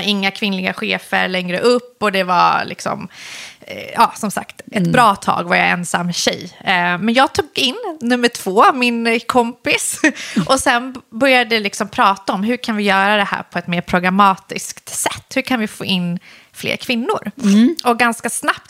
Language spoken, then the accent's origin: Swedish; Solna, Stockholm County, Sweden; born or raised there; also born or lived in Iran / Husby, Stockholm